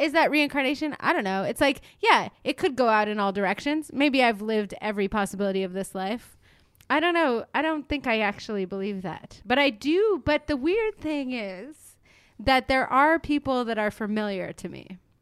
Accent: Montreal, Quebec, Canada; moved away; a classic Montreal attitude on my part

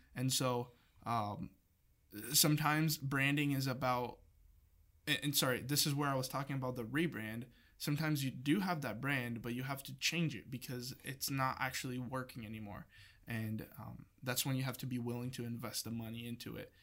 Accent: Brazil; moved away as an adult; now in United States; I'm not from here, I'm from Brazil

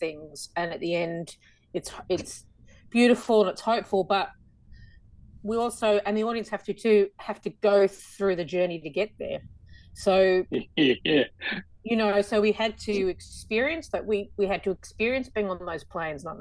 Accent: Australia; accent: Aussie; my Aussie accent

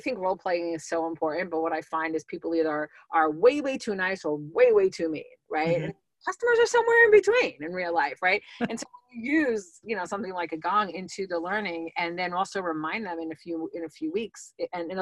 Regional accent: New York, United States; I'm a New Yorker

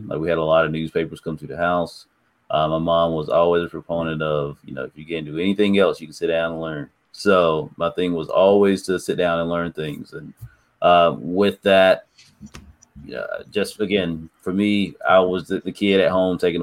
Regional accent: Snow Hill, North Carolina, United States; I'm from Snow Hill, North Carolina.

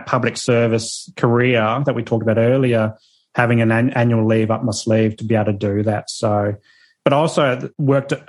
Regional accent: Adelaide, South Australia, Australia; now in Sunshine Coast, Australia; I'm from Adelaide. So that's where our parents are

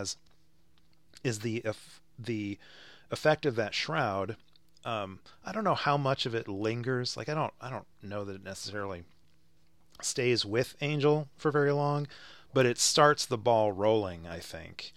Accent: United States; I'm very American

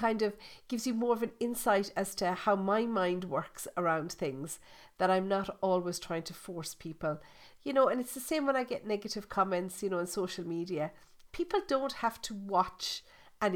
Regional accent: Ireland; I'm Irish. I was born, bred and buttered in Ireland. I still live in Ireland

